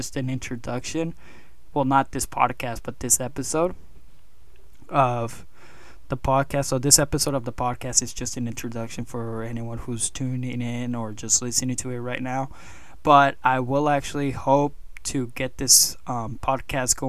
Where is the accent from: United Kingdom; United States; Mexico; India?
Mexico; moved away; I also own a gym down south in my home country of Mexico.